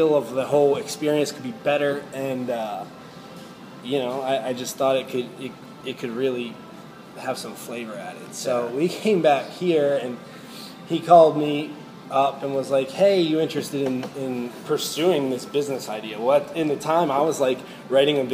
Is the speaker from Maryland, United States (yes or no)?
yes; Catonsville, Maryland, United States; also born or lived in North Carolina; I am from Baltimore, specifically from Catonsville. I went to Catonsville High School